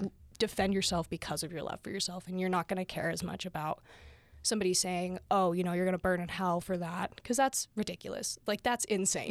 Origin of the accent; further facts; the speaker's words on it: St. Johns, Arizona, United States; I grew up in St. John's, Arizona